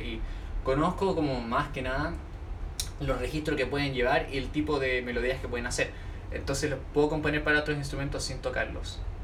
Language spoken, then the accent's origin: Spanish; Chile; Soy chileno, de aquí en Chile